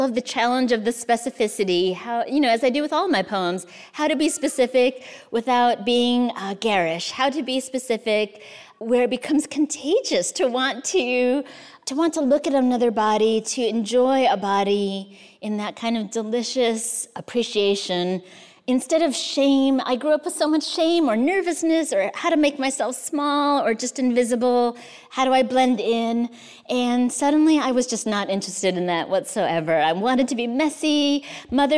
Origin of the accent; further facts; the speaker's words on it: United States; also born or lived in Kansas / Arizona; I was born in the States, grew up in the States